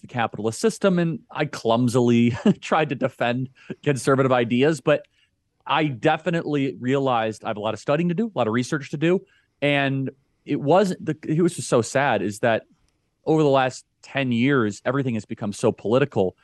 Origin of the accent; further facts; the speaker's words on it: suburbs of Chicago, Illinois, United States; I grew up in the suburbs of Chicago.